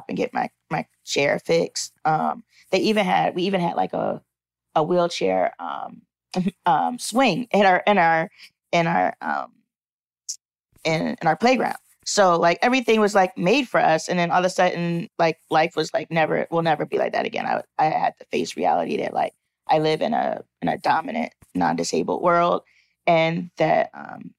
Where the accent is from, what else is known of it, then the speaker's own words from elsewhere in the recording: Philadelphia, Pennsylvania, United States; I'm from Philly, from Germantown, Philadelphia. I grew up going to a school for kids with physical disabilities in Philly